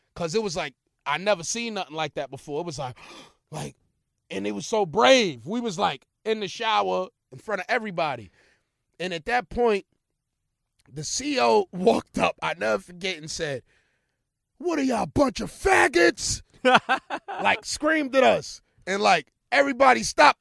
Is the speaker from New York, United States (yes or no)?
yes; New York City, New York, United States; I'm from New York